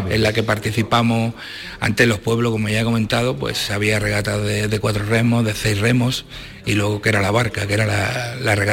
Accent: La Cala del Moral, Andalusia, Spain; o en este caso yo que soy de la Cala del Moral, cuando eres pequeño y, ves la tradición que hay ahí

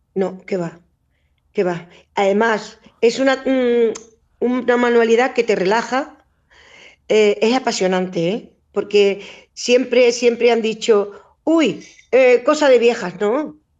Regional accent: Catalonia, Spain; also born or lived in Extremadura; now in Humilladero, Spain; Yo soy extremeña, criada en Cataluña

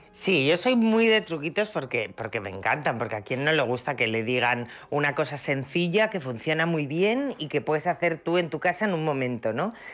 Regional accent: Asturias, Spain; en mi casa, como tú decías al principio, somos asturianos

